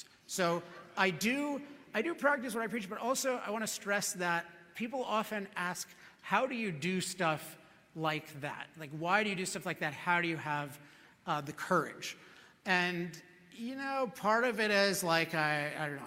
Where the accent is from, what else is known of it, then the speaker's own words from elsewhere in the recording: Chevy Chase, Maryland, United States; now in California, United States; I grew up in Chevy Chase, Maryland, which is a suburb of Washington, D.C.